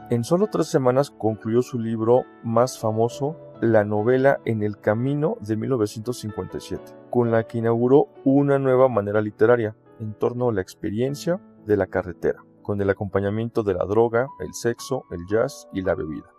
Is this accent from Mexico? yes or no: yes; Mexico; also born or lived in Toluca, State of Mexico; soy mexicano y vivo en Toluca, Estado de México